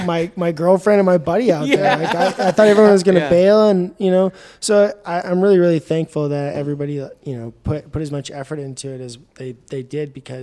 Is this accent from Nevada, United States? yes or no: yes; Reno, Nevada, United States; also born or lived in Truckee, California; I grew up around, the Reno, Tahoe area. I was born in Truckee. My family owns a cattle ranch just north of Reno, an hour and a half, and that's kind of my stomping grounds.